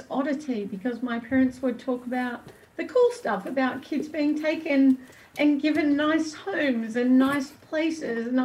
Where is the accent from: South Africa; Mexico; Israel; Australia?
Australia; moved away as an adult; now in Canada; I'm Australian, and I also have to acknowledge that my ancestors did things in that country that don't sit well with who I am and my values